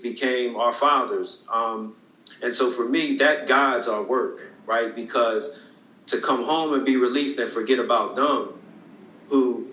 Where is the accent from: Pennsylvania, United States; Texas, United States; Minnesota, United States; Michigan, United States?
Pennsylvania, United States; Philadelphia; I'm from Philadelphia, Pennsylvania, North Philly. Was born in 1974